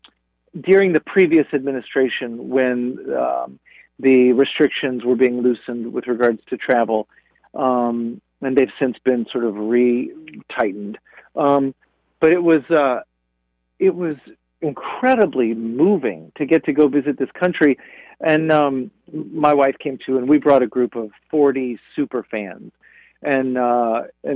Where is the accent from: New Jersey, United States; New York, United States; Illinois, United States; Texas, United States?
Texas, United States; growing up in Texas, you know, it's just, that's such a part of, you know, our collective experience as residents of the Metroplex